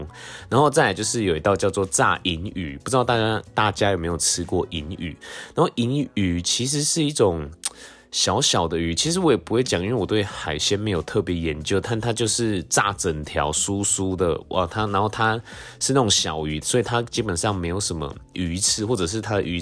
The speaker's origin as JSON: {"language": "Chinese", "region": "Tainan", "country": "Taiwan", "tie": "born or raised there", "said": "虽然每次就是要到这个从我们家就是台南的家里，然后到这个安平，其实每次车程都大概要四五十分钟，真的非常久。"}